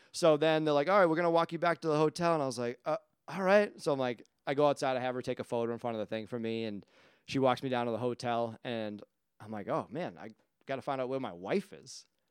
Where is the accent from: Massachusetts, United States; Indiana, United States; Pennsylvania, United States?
Massachusetts, United States; Quincy; moved away as an adult; now in Whitman, United States; I was like, "Quincy."